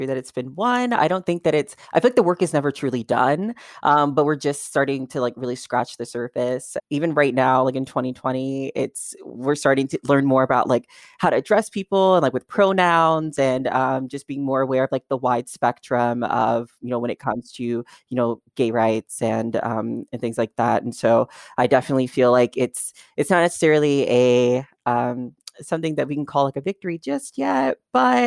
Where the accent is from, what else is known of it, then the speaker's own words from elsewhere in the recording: Kentucky, United States; now in Los Angeles, United States; I'm in Los Angeles now, but I grew up in Kentucky, which is considered more of like a southern state.